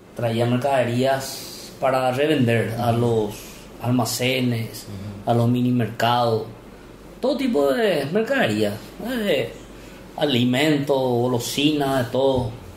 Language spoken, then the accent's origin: Spanish; Salto del Guairá, Canindeyú, Paraguay; also born or lived in Hernandarias; Yo soy nacido en Salto del Guairá